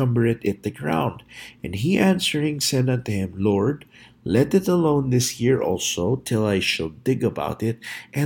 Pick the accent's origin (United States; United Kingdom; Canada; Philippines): Philippines; moved away; I grew up in the Philippines